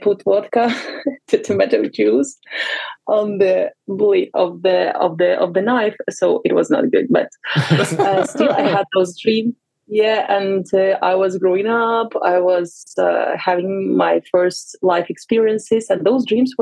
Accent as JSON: {"language": "English", "town": "Vinnytsia", "region": "Vinnytsia Oblast", "country": "Ukraine", "tie": "born or raised there", "moved": "as an adult", "lives_now": "Barcelona, Spain", "said": "I'm originally from Vinnytsia. Many people are confused. They think it's Venice, but it's Vinnytsia. It's like two hours of drive to drive from Kyiv. So it's in the central part of Ukraine. It's my hometown."}